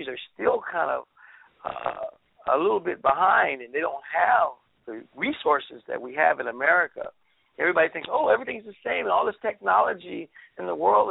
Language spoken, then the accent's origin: English; United States; we're just really, really wonderful Americans